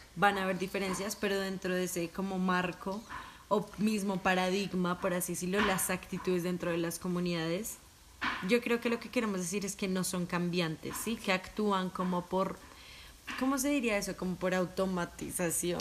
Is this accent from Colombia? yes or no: yes; Colombia; moved away; he vivido como colombiana que ha salido del país